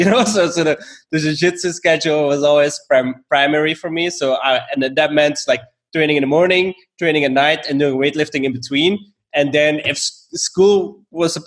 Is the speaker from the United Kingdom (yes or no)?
no; Belgium; moved away as an adult; also born or lived in Stockholm, Sweden; I'm originally from Belgium, and I moved to Stockholm